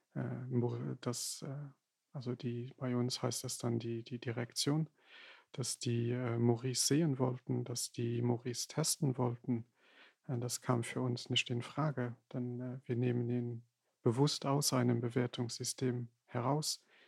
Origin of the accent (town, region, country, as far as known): Luxembourg; German is a second language